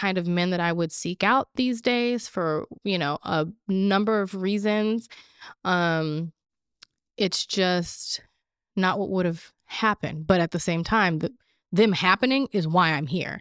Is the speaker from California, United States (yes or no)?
yes; Orange County, California, United States; also born or lived in Los Angeles, California; raised in Orange County. I was born at Cedar, born at Cedar Sinai Hospital, which is in L